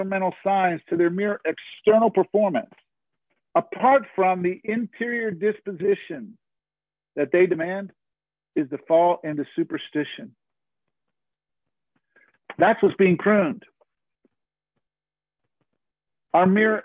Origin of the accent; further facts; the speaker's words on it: South Florida, United States; moved away; I grew up in South Florida.